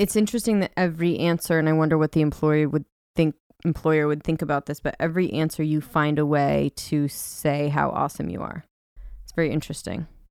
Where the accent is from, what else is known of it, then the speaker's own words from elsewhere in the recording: California, United States; moved away; I'm from California